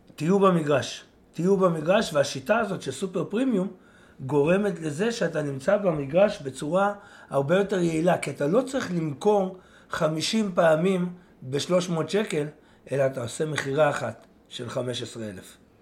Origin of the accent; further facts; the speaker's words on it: Israel; אני יצאתי מהקיבוץ